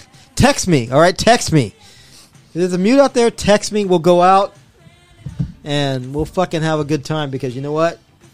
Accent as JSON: {"language": "English", "town": "Los Angeles", "region": "California", "country": "United States", "tie": "born or raised there", "said": "I grew up in Boyle Heights, motherfucker."}